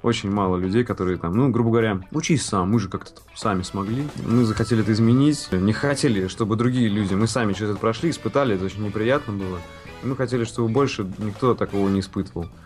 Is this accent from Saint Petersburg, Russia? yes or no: yes; Saint Petersburg, Russia; родился в Ленинграде и вырос в Санкт-Петербурге